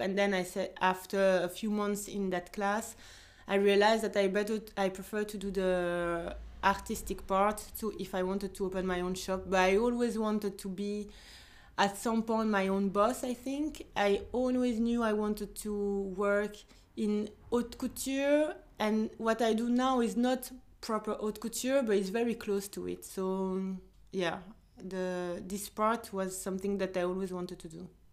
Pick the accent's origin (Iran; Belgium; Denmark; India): Belgium; also born or lived in Ivory Coast; I am um, Belgian but from Ivory Coast. I was born in Belgium.